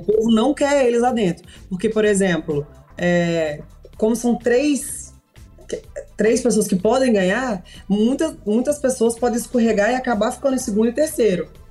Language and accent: Portuguese; Espírito Santo, Brazil; sou do Espírito Santo